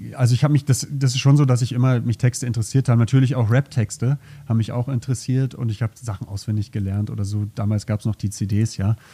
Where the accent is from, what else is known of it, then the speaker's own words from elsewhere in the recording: Berlin, Germany; moved away as an adult; now in Zürich, Switzerland; ich bin in Berlin aufgewachsen